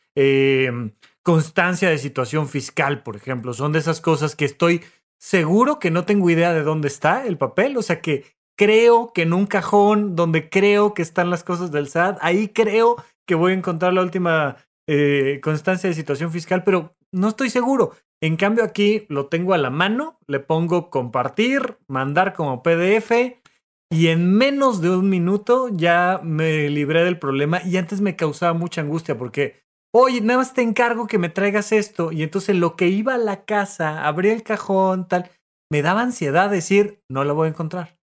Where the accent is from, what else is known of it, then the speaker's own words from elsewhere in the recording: Mexico; now in Mexico City, Mexico; naciste fuera de la Ciudad de México como un servidor, todavía hay que pagar el camión para ir a mi pueblo y sacar de ahí un acta de nacimiento